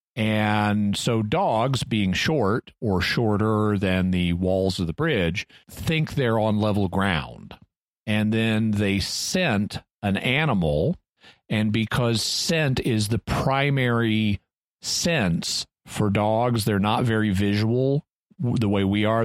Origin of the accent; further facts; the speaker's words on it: Branson, Missouri, United States; I grew up near Branson, Missouri